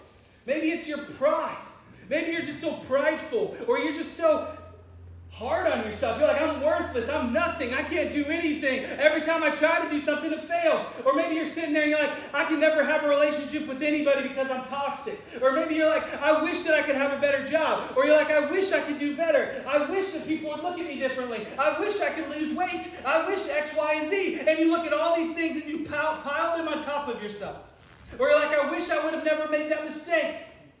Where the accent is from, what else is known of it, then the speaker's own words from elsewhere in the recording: Cincinnati, Ohio, United States; I'm from Cincinnati.